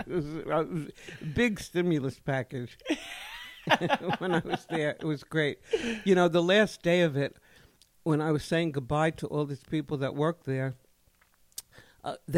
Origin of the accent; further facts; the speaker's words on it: New York City, New York, United States; I grew up in the Bronx